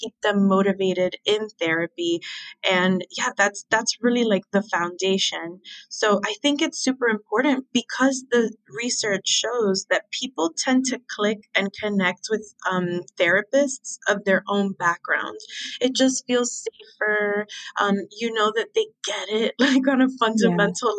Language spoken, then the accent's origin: English; Miami, Florida, United States; moved away; also born or lived in Philadelphia; I was so lucky to grow up in Miami. Like, that's my hometown.